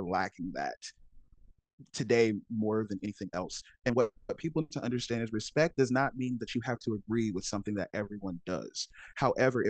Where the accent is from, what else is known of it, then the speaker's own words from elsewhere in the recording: Alabama, United States; I'm from Alabama and my parents worked in the fields for most of my life.